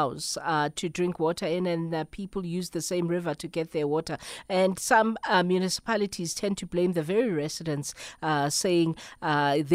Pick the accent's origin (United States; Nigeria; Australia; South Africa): South Africa; as a South African